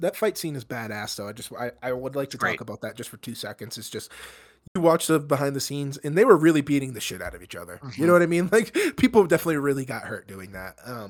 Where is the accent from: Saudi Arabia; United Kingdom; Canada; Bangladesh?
United Kingdom; Scotland; now in Los Angeles, United States; I'm from Scotland, live in L.A., brother.